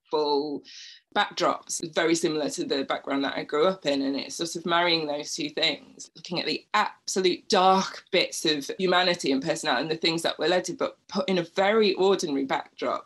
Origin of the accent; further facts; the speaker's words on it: Bradford, Yorkshire and the Humber, United Kingdom; I grew up in a very working class area of Bradford on a council estate.